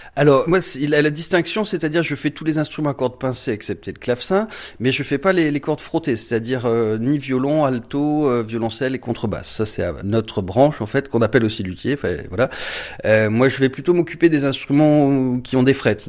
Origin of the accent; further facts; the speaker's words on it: Marseille, Provence-Alpes-Côte d'Azur, France; moved away as an adult; also born or lived in Thionville; now in Talange, France; je suis né à Marseille euh, donc en 82 et euh, donc j'ai vécu 20 ans là-bas